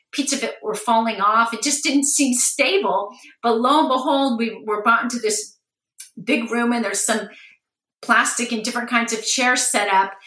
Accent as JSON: {"language": "English", "town": "Los Angeles", "region": "California", "country": "United States", "tie": "born or raised there", "said": "I grew up in Los Angeles"}